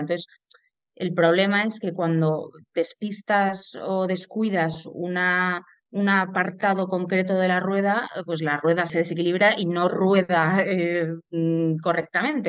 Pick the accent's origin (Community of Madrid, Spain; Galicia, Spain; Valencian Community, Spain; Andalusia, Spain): Community of Madrid, Spain; Madrid; soy de Madrid